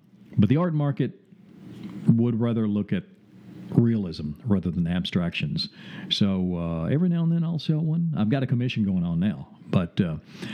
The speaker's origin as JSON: {"language": "English", "region": "the South", "country": "United States", "also_born_or_lived": "Chattanooga", "accent": "Southern drawl", "lives_now": "Springfield, United States", "said": "I'm from the South, so I have a Southern drawl"}